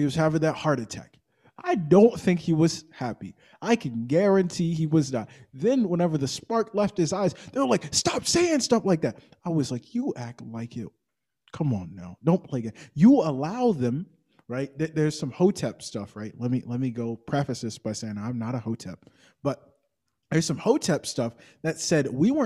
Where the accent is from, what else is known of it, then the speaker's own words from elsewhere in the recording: Georgia, United States; I'm from Georgia